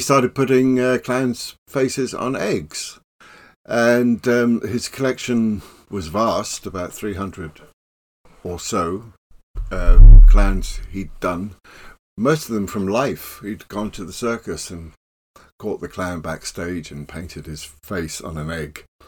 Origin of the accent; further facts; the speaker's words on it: Plymouth, South West England, United Kingdom; now in London, United Kingdom; I was growing up in Plymouth after the war.